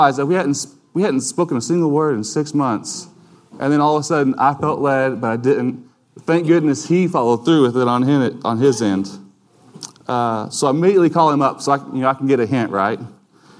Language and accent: English; United States; we as American citizens